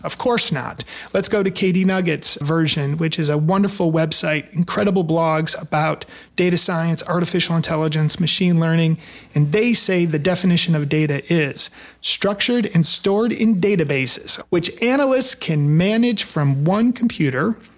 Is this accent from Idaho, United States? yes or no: no; Detroit, Michigan, United States; moved away as an adult; now in Nashville, United States; I grew up in Detroit, but I've been in the Nashville area for the last twenty years